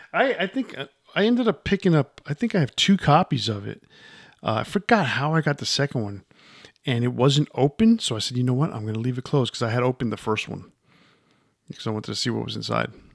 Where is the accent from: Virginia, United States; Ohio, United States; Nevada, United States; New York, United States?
New York, United States; growing up in New York